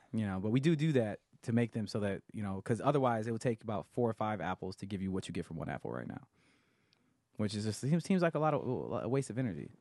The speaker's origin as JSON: {"language": "English", "town": "Grand Blanc", "region": "Michigan", "country": "United States", "moved": "yes", "said": "I am from a suburb of Flint, Michigan called Grand Blanc"}